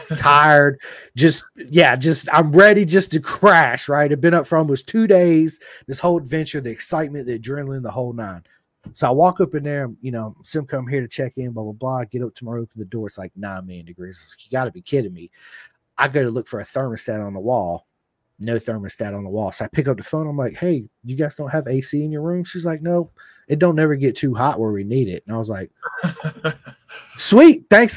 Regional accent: Virginia, United States; I was like, I'm from Virginia, man. It's my first time here.

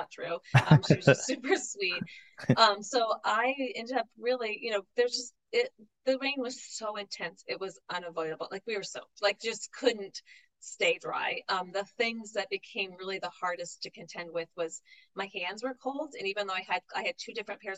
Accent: New England, United States; I was from New England

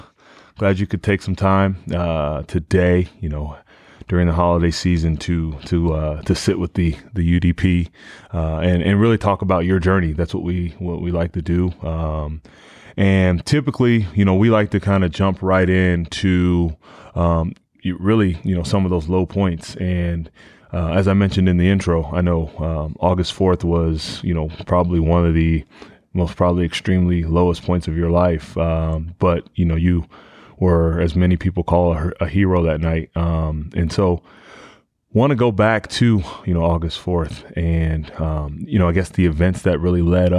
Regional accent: Dayton, Ohio, United States; my hometown of Dayton, Ohio

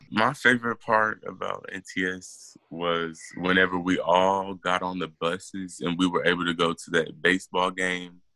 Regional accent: Killeen, Texas, United States; we're from Killeen, Texas

